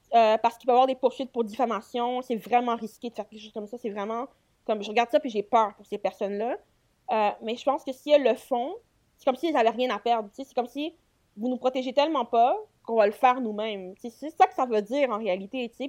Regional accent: Quebec, Canada; je viens du Québec

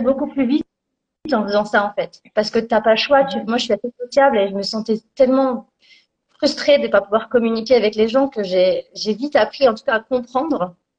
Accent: Bourgogne-Franche-Comté, France; moved away as an adult; je viens de Franche-Comté

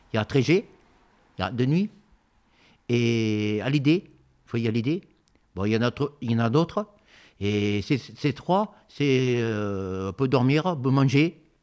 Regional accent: Bordeaux, Nouvelle-Aquitaine, France; also born or lived in Bègles; Et je suis origine de Bordeaux. Je suis d'origine d'ici. Je voyageais pas mal. Bon, je suis né à Bègle, après Bordeaux.

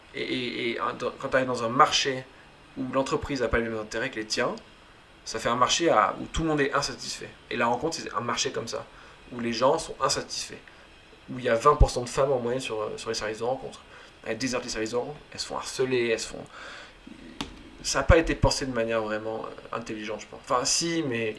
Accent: Toulouse, Occitania, France; moved away as an adult; now in Paris, France; je viens de Toulouse, moi je suis né à Toulouse. Très rapidement j'ai voulu quitter Toulouse

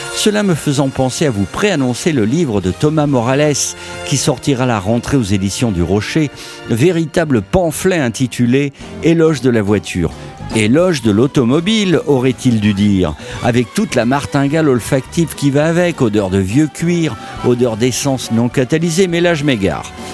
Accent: Languedoc-Roussillon, Occitania, France; mon enfance villageoise dans le Languedoc-Roussillon

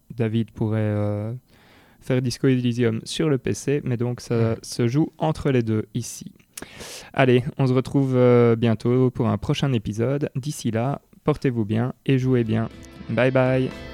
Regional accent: Belgium; chez nous en Belgique

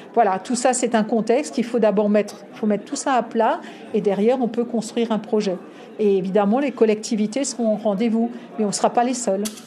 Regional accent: Alsace, Grand Est, France; je suis une Alsacienne

